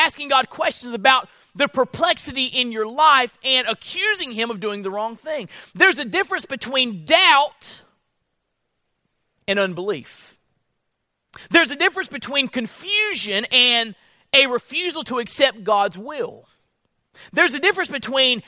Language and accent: English; Florida, United States; I'm from Florida